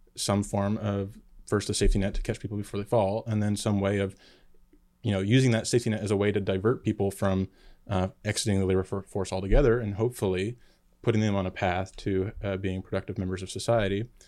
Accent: Nova Scotia, Canada; now in United States; I was uh, born and raised in Nova Scotia, Canada, Trailer Park Boys territory

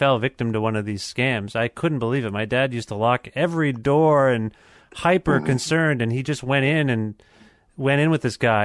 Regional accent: Canada; as a Canadian

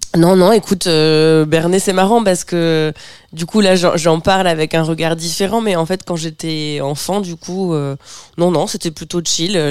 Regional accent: Bernay, Normandy, France; à Bernay, là où j'ai là où j'ai grandi

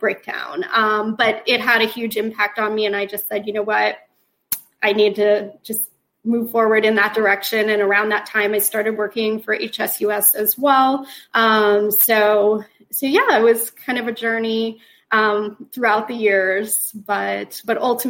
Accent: Sarasota, Florida, United States; I grew up in Sarasota, and my husband Jody and I, we had lived there up until about 4 years ago.

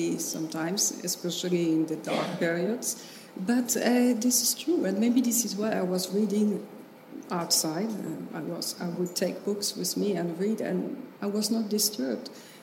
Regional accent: Centre-Val de Loire, France; accent: French; first language French; English is a second language; I grew up in the Loire Valley.

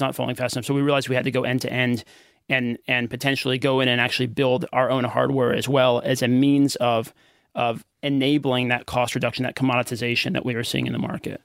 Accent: United States; accent: American; moved away as an adult; also born or lived in Philippines; now in Australia

